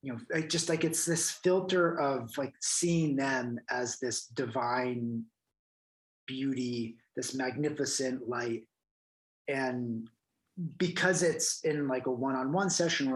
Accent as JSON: {"language": "English", "region": "New Jersey", "country": "United States", "tie": "born or raised there", "said": "growing up in New Jersey"}